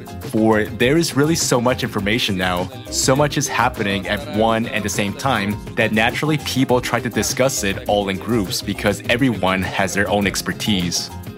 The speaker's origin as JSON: {"language": "English", "town": "Kazan", "region": "Tatarstan", "country": "Russia", "lives_now": "Moscow, Russia", "said": "I am from Kazan. I live in Moscow."}